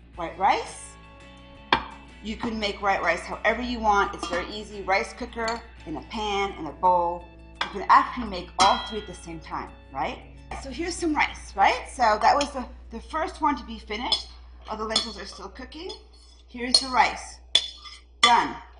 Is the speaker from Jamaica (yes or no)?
no; France; moved away; growing up in France